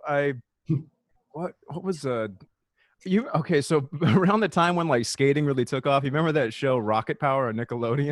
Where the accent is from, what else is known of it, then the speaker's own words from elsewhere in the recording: Riverside County, California, United States; I was from, I'm from Riverside County